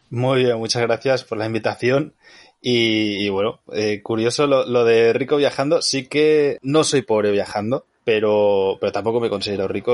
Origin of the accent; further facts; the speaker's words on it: near Barcelona, Catalonia, Spain; moved away as an adult; also born or lived in Nicaragua; Yo a los 18 años me fui a vivir a Nicaragua, aunque soy de cerca de Barcelona